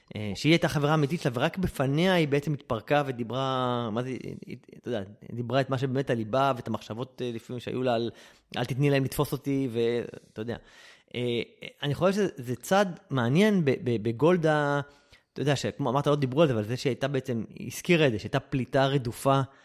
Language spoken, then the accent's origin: Hebrew; Israel; אני ישראלי